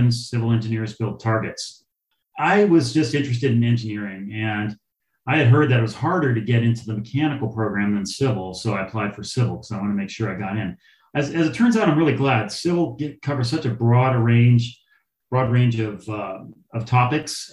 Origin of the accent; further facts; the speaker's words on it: Berkeley, California, United States; I grew up in the Bay Area. I'm a Berkeley boy, left wing, liberal, raised in the 70s. And so, yeah, I'm a California product.